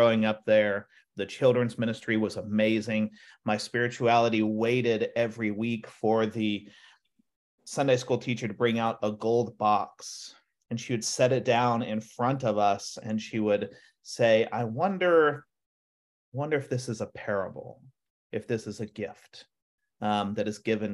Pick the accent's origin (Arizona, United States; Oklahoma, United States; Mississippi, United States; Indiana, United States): Oklahoma, United States; moved away; growing up in Oklahoma